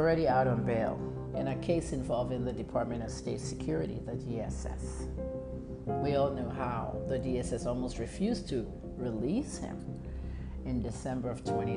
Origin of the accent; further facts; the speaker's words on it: Nigeria; I'm a Nigerian journalist, a clinical pharmacist, and a PR specialist and activist